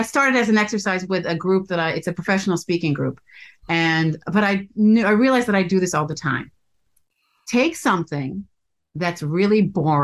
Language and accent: English; United States; I'm American